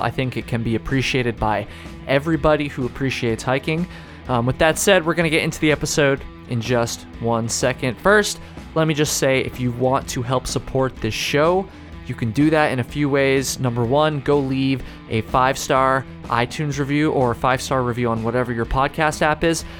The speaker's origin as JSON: {"language": "English", "town": "Jericho", "region": "Vermont", "country": "United States", "tie": "born or raised there", "said": "I grew up in Jericho"}